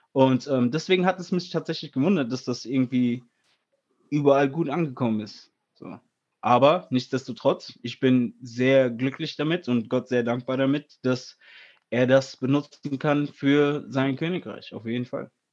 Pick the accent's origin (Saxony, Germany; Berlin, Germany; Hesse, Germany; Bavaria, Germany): Hesse, Germany; Friedberg; weil wir sind aus Hessen, weißt du, ich meine, ich bin ursprünglich aus Friedberg